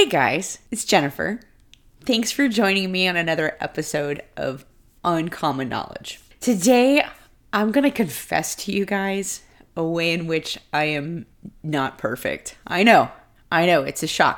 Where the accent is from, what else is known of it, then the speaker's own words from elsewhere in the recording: Houston, Texas, United States; moved away; Growing up in Houston